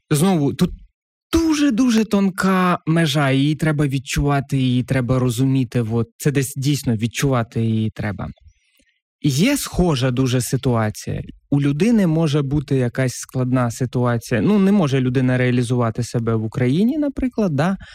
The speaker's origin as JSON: {"language": "Ukrainian", "region": "a village in Kherson Oblast", "country": "Ukraine", "tie": "born or raised there", "moved": "yes", "lives_now": "Kyiv, Ukraine", "said": "я з Херсонської області, села"}